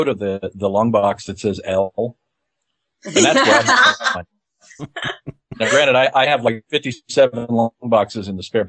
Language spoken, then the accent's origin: English; Kansas, United States; It's how I really talk. I grew up in Kansas.